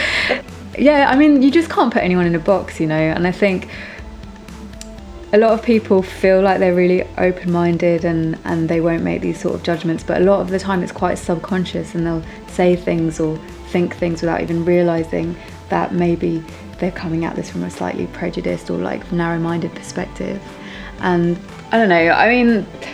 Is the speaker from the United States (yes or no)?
no; London, United Kingdom; I grew up in London, born and bred